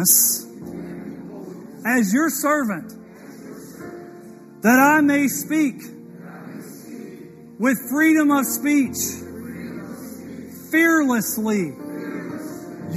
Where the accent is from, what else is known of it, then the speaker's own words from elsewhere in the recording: Mississippi, United States; I was born in Mississippi